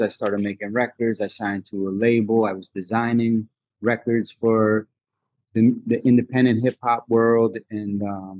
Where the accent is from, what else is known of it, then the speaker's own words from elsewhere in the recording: Connecticut, United States; moved away as an adult; also born or lived in Massachusetts / New York City; now in New York, United States; where I grew up in Connecticut for middle school and high school